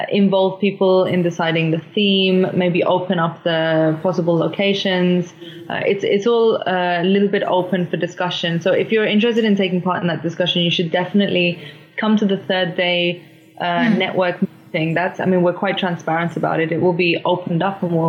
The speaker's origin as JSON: {"language": "English", "region": "London", "country": "United Kingdom", "tie": "born or raised there", "moved": "yes", "lives_now": "Oslo, Norway", "said": "I grew up in London"}